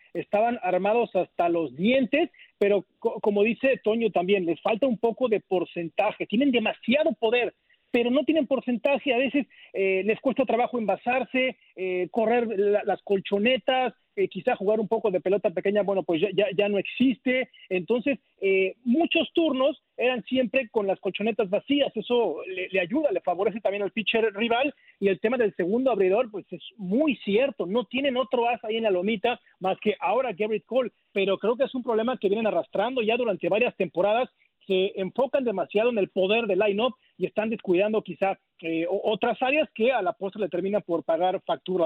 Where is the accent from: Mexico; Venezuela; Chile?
Mexico; now in Arlington, United States; me, incluyo como mexicano